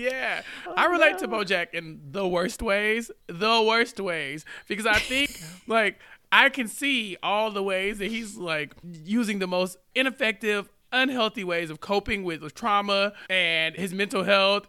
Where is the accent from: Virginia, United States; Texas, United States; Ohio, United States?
Texas, United States; As a Texan